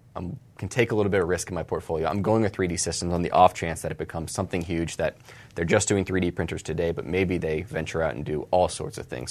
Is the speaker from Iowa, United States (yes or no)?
no; Charlotte, North Carolina, United States; Charlotte, my hometown